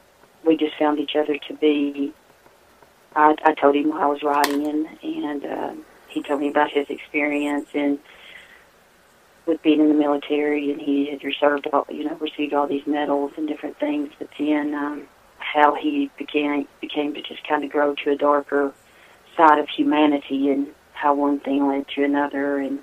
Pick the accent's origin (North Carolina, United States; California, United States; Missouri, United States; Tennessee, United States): Tennessee, United States; or lived from my hometown where I'm at here in Tennessee.